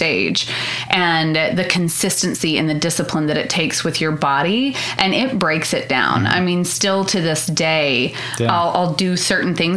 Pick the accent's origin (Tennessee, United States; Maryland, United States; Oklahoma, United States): Oklahoma, United States; Hollis; also born or lived in Altus, Oklahoma; So I'm from Hollis. It's a very, very tiny town